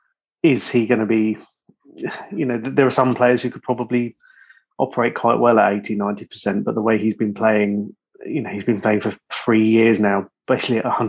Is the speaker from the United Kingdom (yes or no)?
yes; England, United Kingdom; being English